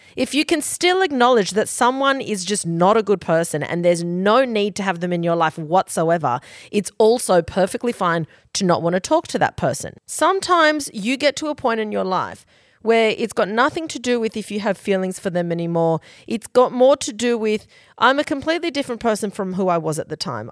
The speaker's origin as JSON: {"language": "English", "region": "Queensland", "country": "Australia", "moved": "yes", "lives_now": "Sydney, Australia", "said": "we are from Queensland, but she lives in Sydney and so"}